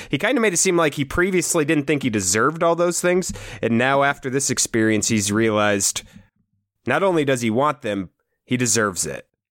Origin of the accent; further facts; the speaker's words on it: Iowa, United States; we're from Iowa